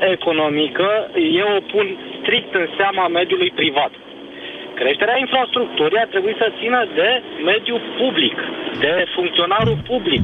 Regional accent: Brașov, Brașov County, Romania; eu sunt din Brașov

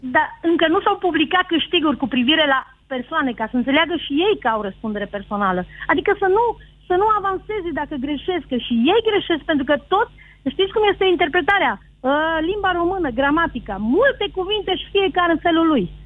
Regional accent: Transylvania, Romania; eu sunt din Ardeal

